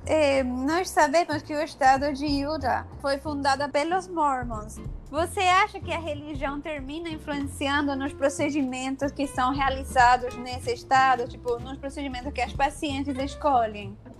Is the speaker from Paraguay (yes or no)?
yes; Paraguay; moved away as an adult; now in Brazil; eu sou do Paraguai, eu vim fazer a residência aqui no Brasil